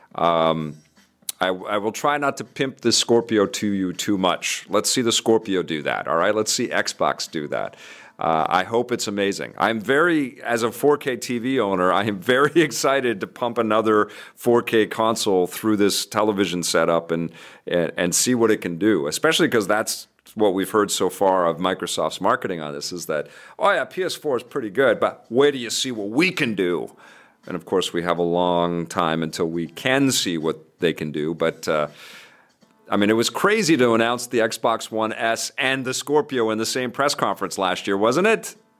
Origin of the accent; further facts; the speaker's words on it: Vancouver, British Columbia, Canada; in Kitsilano where I grew up in Vancouver